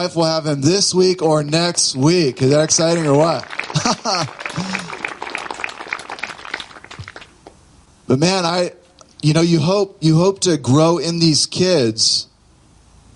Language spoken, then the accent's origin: English; Southern California, United States; moved away; I grew up in Southern California